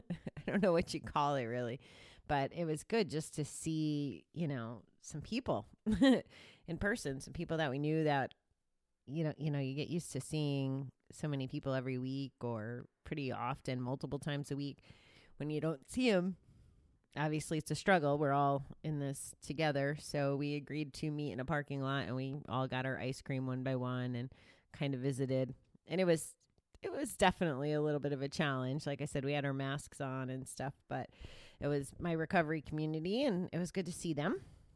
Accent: Kansas City, Missouri, United States; it's traditionally the way I grew up in GA in Kansas City

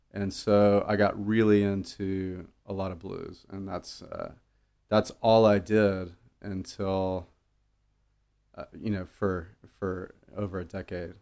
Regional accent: Dallas, Texas, United States; I grew up in Dallas

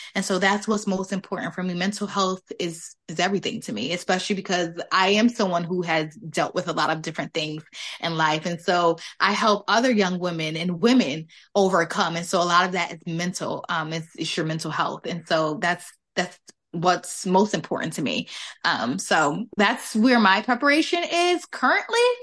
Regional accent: West Haven, Connecticut, United States; I'm from West Haven, Connecticut

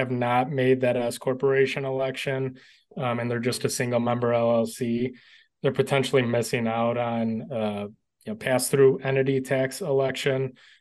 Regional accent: Illinois, United States; my home state of Illinois

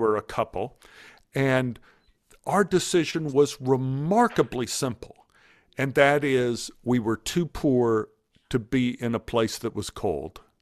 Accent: Dallas, Texas, United States; I grew up in Oak Cliff, I grew up with a lot of bullies

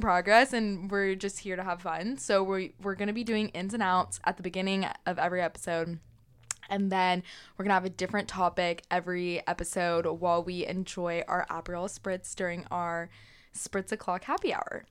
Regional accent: Texas, United States; As a Texan, I have been wearing cowboy boots my whole life

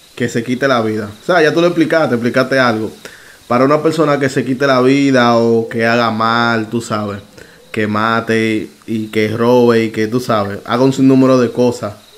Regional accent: Dominican Republic; sabe que yo soy dominicano, ¿verdad? Ya República Dominicana.

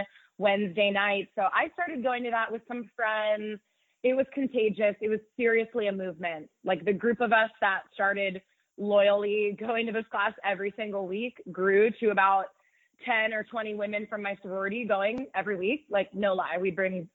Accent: Pittsburgh, Pennsylvania, United States; moved away as an adult; now in New York, United States; I'm from the Pittsburgh area, born and raised, went to high school here, went to college here.

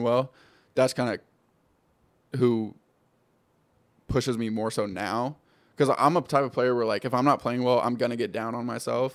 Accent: California, United States; moved away as an adult; also born or lived in Denver; I grew up in California

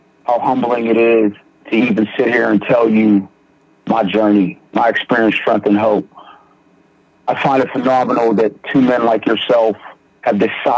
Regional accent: Beaver County, Western Pennsylvania, United States; I grew up, I'm from Beaver County, small area, small town.

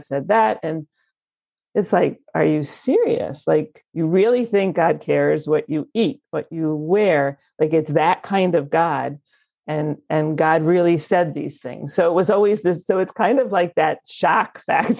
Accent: Muncie, Indiana, United States; I grew up in Muncie, actually, or right near Muncie.

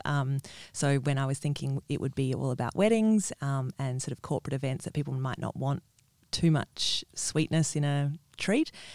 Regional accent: Perth, Western Australia, Australia; moved away as an adult; also born or lived in Sydney; I am from Perth originally, and but I've spent the last fifteen years in Sydney

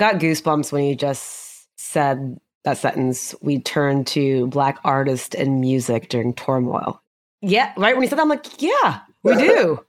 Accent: Houston, Texas, United States; also born or lived in Dallas / Austin; I grew up in Houston and I've lived in Dallas and went to UT Austin.

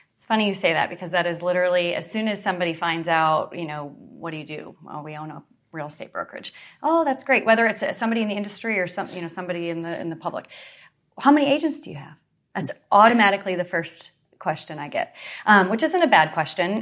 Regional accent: Western New York, United States; moved away as an adult; now in Central Florida, United States; I grew up in New York, Western New York

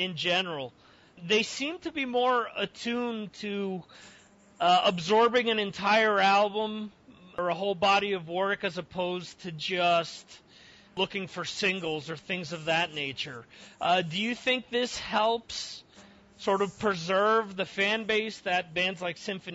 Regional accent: New Jersey, United States; moved away; I'm actually originally from New Jersey

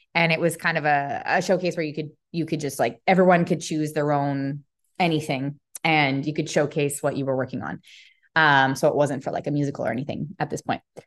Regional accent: Calgary, Alberta, Canada; moved away as an adult; now in Texas, United States; I came from Calgary, Alberta, you know, which has that country-esque root within it. And now I'm in Texas

